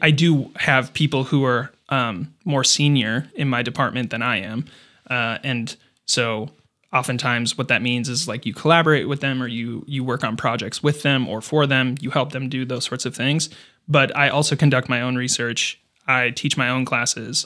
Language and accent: English; Fergus Falls, Minnesota, United States; moved away as an adult; also born or lived in Denver; I grew up in Fergus Falls